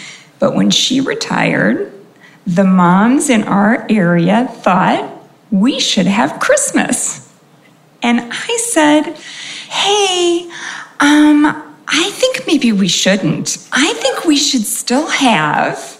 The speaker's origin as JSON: {"language": "English", "region": "California", "country": "United States", "tie": "born or raised there", "also_born_or_lived": "New York", "said": "I grew up in California, and we really cared about community"}